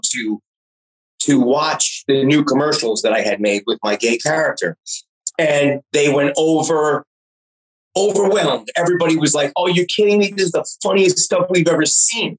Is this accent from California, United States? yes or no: no; New York City, New York, United States; also born or lived in Astoria, Queens; to be born and raised in New York City at that time was just extraordinary